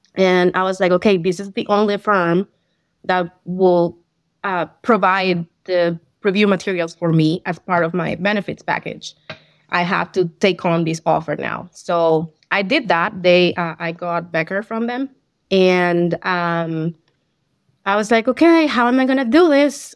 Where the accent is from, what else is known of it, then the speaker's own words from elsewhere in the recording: Colombia; first language Spanish; English is a second language; moved away as an adult; I'm from Colombia, so I had some accounting, um, background on my work experience over there